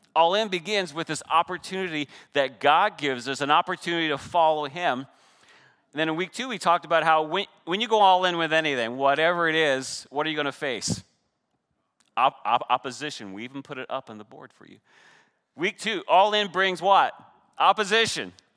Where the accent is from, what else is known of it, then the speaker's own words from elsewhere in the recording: Canada; I'm Canadian